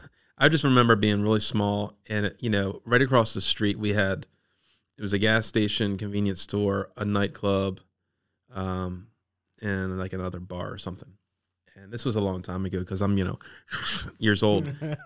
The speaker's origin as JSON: {"language": "English", "town": "Dundalk", "region": "Maryland", "country": "United States", "tie": "born or raised there", "also_born_or_lived": "Baltimore / Eastern Shore", "said": "Yeah, I was born in Baltimore. And grew up in the Dundalk area."}